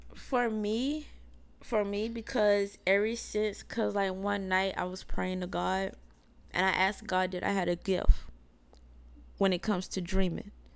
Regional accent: South Carolina, United States; we're from South Carolina

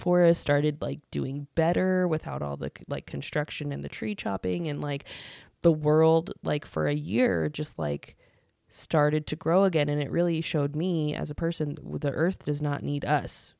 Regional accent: United States; as the American people

